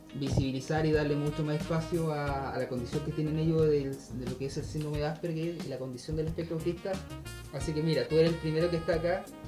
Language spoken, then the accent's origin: Spanish; Valdivia, Los Ríos, Chile; now in Puerto Natales, Chile; Yo igual soy de fuera, yo soy de Valdivia.